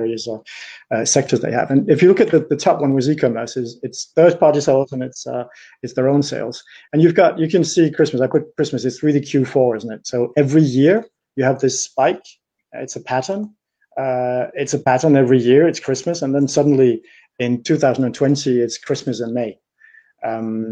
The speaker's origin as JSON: {"language": "English", "country": "Denmark", "moved": "yes", "lives_now": "Paris, France", "said": "I am Danish, so I come from the north of Europe"}